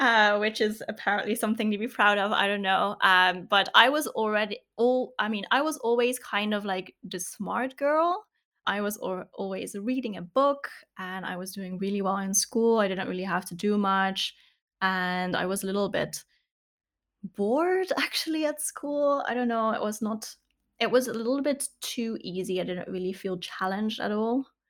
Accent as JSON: {"language": "English", "region": "south of the Netherlands", "country": "Netherlands", "tie": "born or raised there", "said": "I grew up in the south of the Netherlands"}